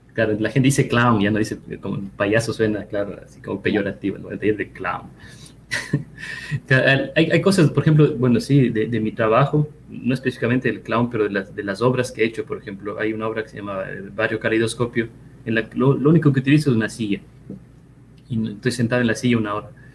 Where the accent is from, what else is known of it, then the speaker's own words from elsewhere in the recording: Ecuador; moved away as an adult; also born or lived in Cuenca, Ecuador / Quito, Ecuador / France; now in United States; algunos años fuera del país